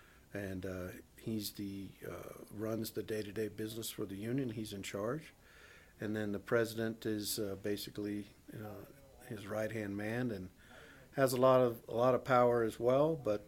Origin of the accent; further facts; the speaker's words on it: North Carolina, United States; because I came from a military family, and I grew up in North Carolina where one of the least unionized state in America.